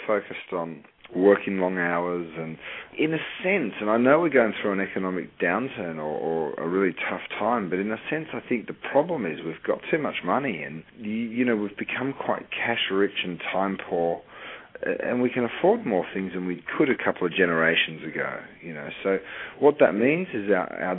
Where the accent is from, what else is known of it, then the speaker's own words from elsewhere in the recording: Australia; moved away as an adult; also born or lived in Europe; now in United States; I grew up in Australia and then moved to Europe and worked and lived in Europe for 7 or 8 years